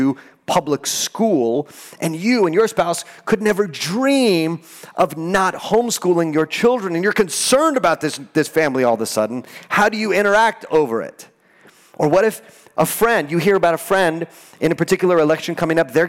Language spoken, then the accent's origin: English; El Paso, Texas, United States; I'm from El Paso